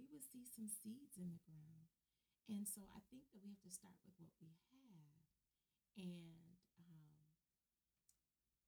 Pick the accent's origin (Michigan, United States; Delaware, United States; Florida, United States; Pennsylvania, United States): Michigan, United States; Detroit; growing up in Detroit